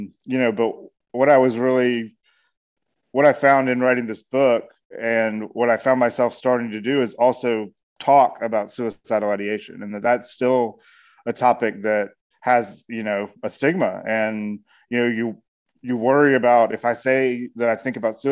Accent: Atlanta, Georgia, United States; I am a storyteller from Atlanta, Georgia

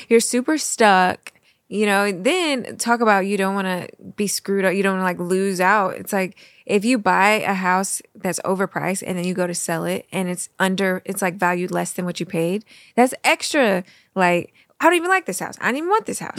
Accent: Missouri, United States; now in Florida, United States; we come from the Midwest. We come from Missouri.

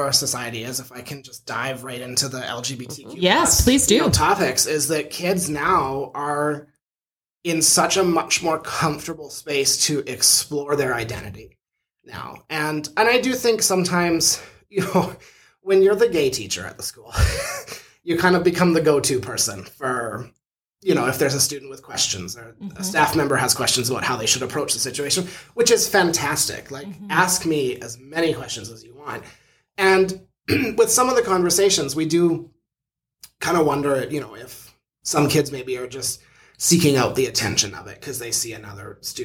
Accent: Sceptre, Saskatchewan, Canada; moved away; also born or lived in Medicine Hat, Alberta; I grew up in Scepter, Saskatchewan, which is a really tiny town outside of Leader

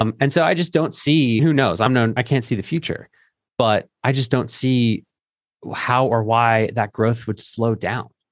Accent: Philadelphia, Pennsylvania, United States; moved away; my home city of Philadelphia. where I used to live.

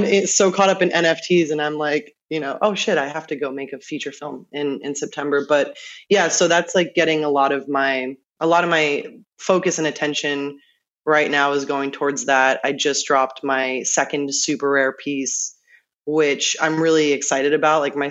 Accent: New York, United States; now in Los Angeles, United States; I was born and raised in New York

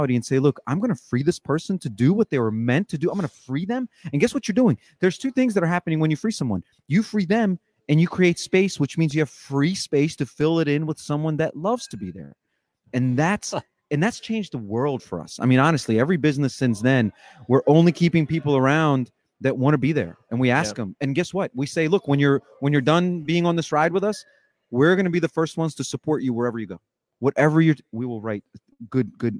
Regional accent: Ukraine; moved away; I was born in Ukraine

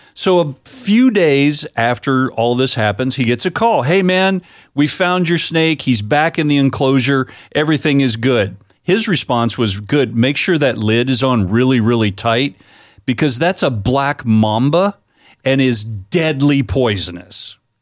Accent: Florida, United States; My home state of Florida

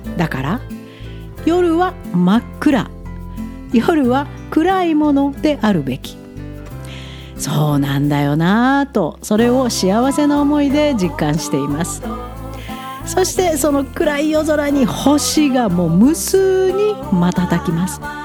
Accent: Ehime, Japan; moved away as an adult; also born or lived in Tokyo, Japan; now in Alberta, Canada; カナダに移住する前ふるさとの愛媛にあった家を売って

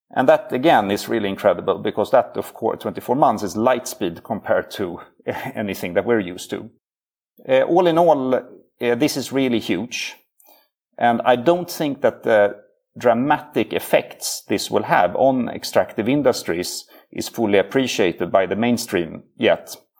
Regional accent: Sweden; He's Swedish like me

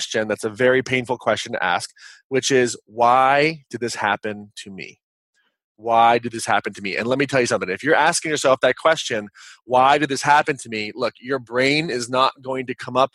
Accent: Kansas, United States; moved away as an adult; also born or lived in Los Angeles, California; I am a kid from Kansas, and I moved out to Los Angeles

